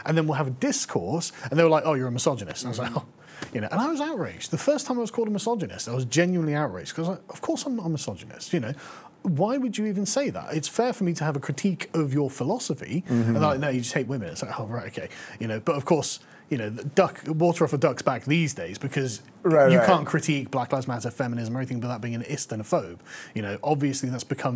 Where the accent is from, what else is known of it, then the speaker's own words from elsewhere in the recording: England, United Kingdom; I'm from England